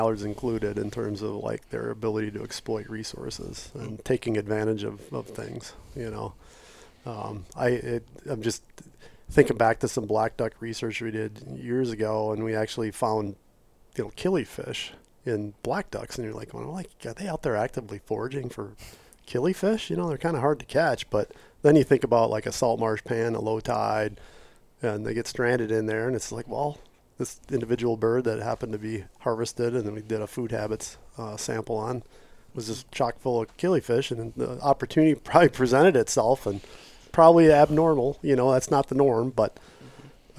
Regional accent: Wisconsin, United States; now in Michigan, United States; I grew up in Wisconsin, and I remember as a kid, like, waist-high snow

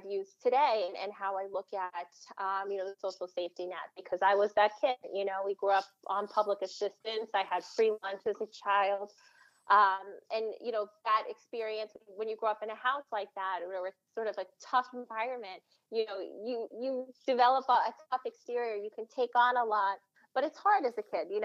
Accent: Suffolk County, Long Island, New York, United States; also born or lived in Queens, New York; now in Nassau County, United States; I grew up in Suffolk County on the South Shore

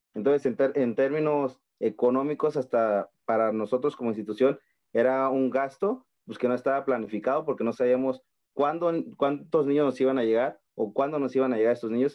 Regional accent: Michoacán, Mexico; soy del estado de Michoacán

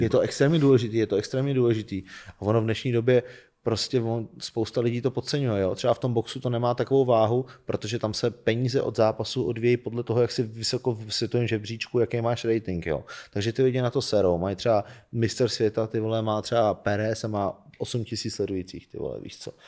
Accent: Czechia; jsem nejúspěšnější Čech

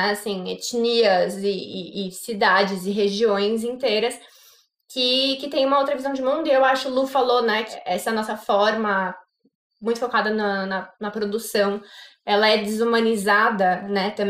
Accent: São Paulo, Brazil; vim da engenharia, vim de São Paulo, capital, é, vinda do primeiro setor, trabalhando em indústria de alimentos.

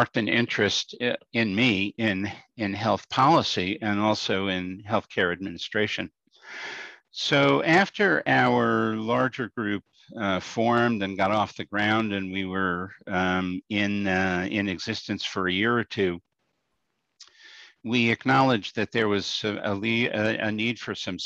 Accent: New York City, New York, United States; moved away as an adult; also born or lived in Albany, New York; now in Schenectady, United States; I grew up in Brooklyn in New York City

